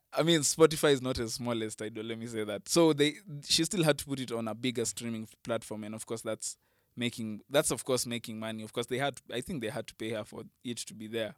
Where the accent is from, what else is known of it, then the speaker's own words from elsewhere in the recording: Kenya; me as a Kenyan music fan